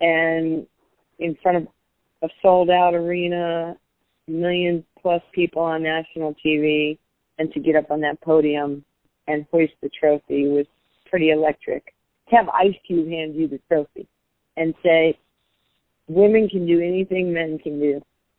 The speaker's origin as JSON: {"language": "English", "region": "West Coast", "country": "United States", "said": "You know, I'm black, she's white, she's from East Coast, I'm from the West Coast."}